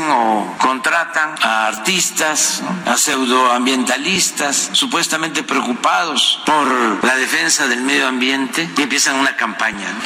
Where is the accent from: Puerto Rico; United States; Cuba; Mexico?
Mexico; No somos adversarios, somos mexicanos y somos el pueblo.